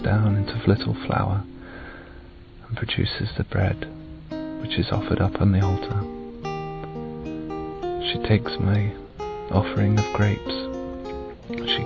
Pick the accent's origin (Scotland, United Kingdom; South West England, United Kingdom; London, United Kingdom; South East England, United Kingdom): South West England, United Kingdom; Bournemouth; I'm 26 and I'm from Bournemouth